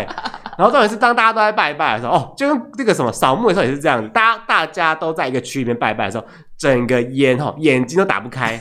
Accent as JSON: {"language": "Chinese", "town": "Hualien", "region": "Hualien County", "country": "Taiwan", "tie": "born or raised there", "said": "因为我虽然我是花莲人，之前都住花莲"}